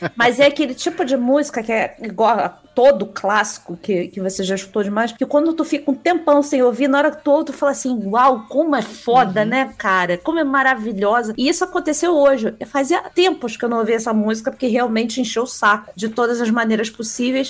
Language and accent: Portuguese; Rio de Janeiro, Brazil; Eu sou carioca